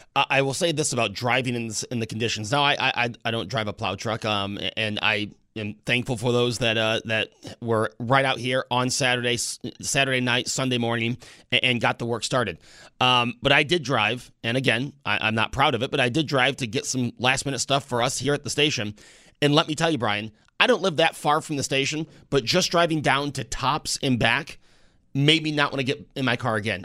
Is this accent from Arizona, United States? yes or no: no; Buffalo, New York, United States; we're from Buffalo